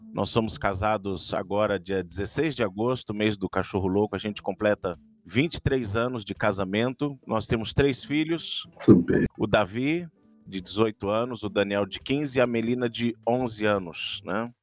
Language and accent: Portuguese; Santos, São Paulo, Brazil; moved away; 23 anos vivendo na cidade onde eu nasci, na igreja onde eu nasci